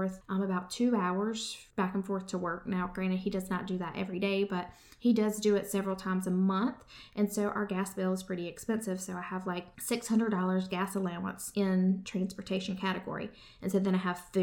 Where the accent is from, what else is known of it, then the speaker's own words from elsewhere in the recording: United States; We as American people